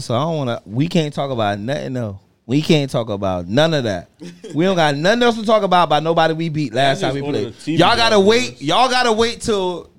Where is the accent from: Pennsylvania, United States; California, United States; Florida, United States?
Florida, United States; Miami; growing up in Miami